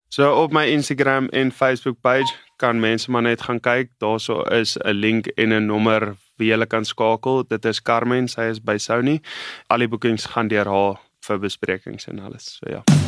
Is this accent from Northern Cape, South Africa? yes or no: yes; Namaqualand, Northern Cape, South Africa; ek het groot geword in die Namakoland en dis op die Weskus